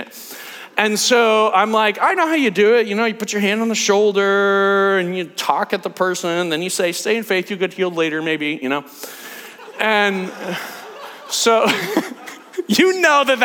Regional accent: United States; I'm American

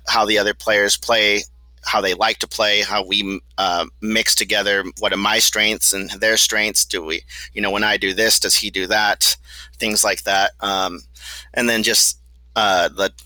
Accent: Corpus Christi, Texas, United States; moved away; I grew up in Corpus Christi, Texas, so right on the beach

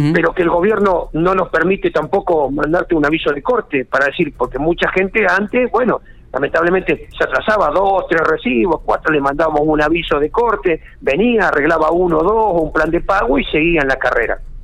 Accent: Argentina; especialmente como argentinos

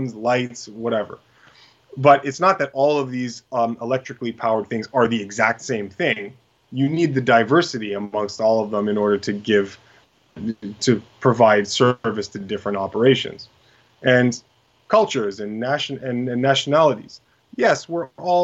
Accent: Canada

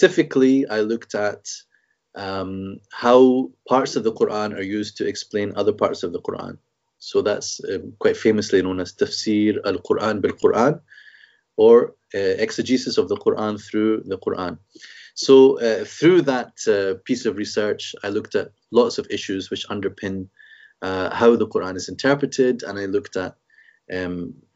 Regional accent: Scotland, United Kingdom; also born or lived in Egypt; I'm born and brought up in Scotland.

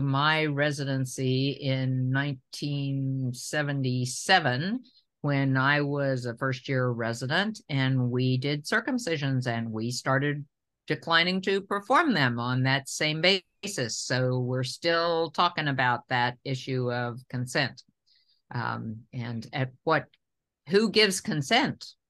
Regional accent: Tennessee, United States; I'm a Tennessean, and I have really complicated feelings about growing up in the South

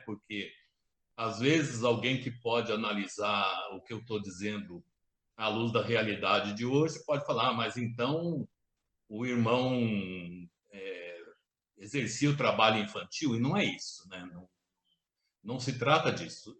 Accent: Casa Branca, São Paulo, Brazil; moved away; also born or lived in Campinas / Rio de Janeiro / Curitiba; eu nasci aqui em Casabranca

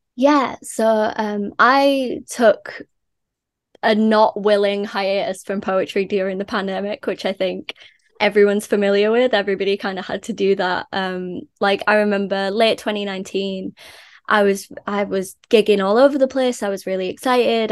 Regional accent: Leeds, Yorkshire and the Humber, United Kingdom; I'm Leeds born and bred. Uh, I was born in Beeston

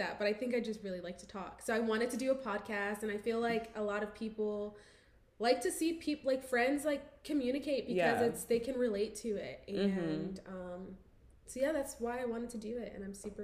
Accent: northeastern Pennsylvania, United States; moved away as an adult; now in Georgia, United States; So we're both from Pennsylvania, and kind of northeastern Pennsylvania, so mm-hmm. the Valley

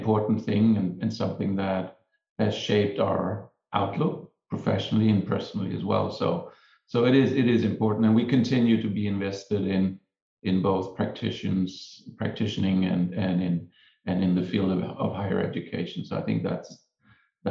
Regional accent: Denmark; moved away as an adult; So I'm from Denmark. I trained as an architect in Denmark.

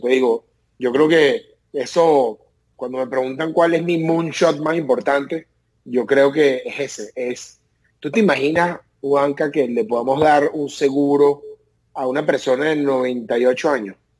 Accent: Venezuela; moved away as an adult; now in United States

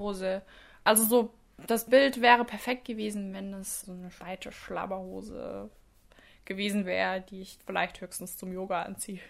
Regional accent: Southern Wine Route, Rhineland-Palatinate, Germany; moved away as an adult; now in Tübingen, Germany; von der südlichen Weinstraße, wo ich herkomme

